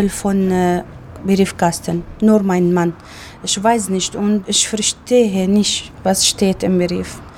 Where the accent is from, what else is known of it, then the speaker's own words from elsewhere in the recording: Syria; German is a second language; moved away as an adult; now in Germany; Ich komme aus Syrien, 2003.